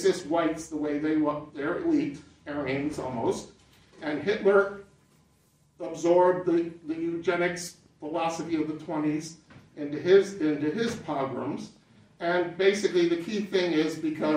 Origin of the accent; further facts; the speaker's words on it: Swarthmore, Pennsylvania, United States; moved away as an adult; also born or lived in Florida / Micronesia; I grew up in Swarthmore, Pennsylvania